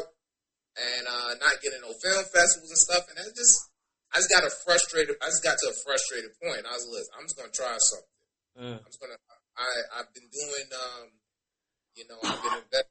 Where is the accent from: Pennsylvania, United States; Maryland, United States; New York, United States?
New York, United States; New York City; born and raised in New York, Bronx, New York